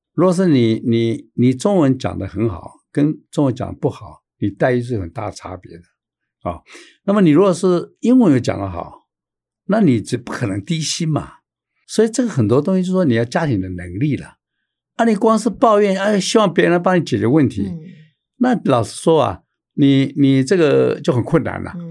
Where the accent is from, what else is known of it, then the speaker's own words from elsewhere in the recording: Taiwan; 我们台湾人